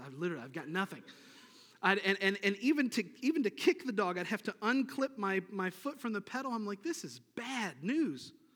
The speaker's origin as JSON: {"language": "English", "town": "Niagara Falls", "region": "New York", "country": "United States", "tie": "born or raised there", "said": "I grew up in Niagara Falls, New York, and, uh, grew up on the Niagara River"}